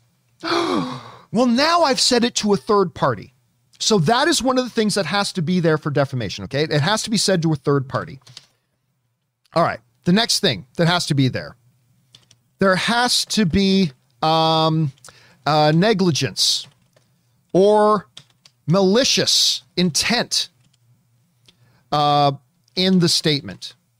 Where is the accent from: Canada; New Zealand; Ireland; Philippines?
Canada; I'm Canadian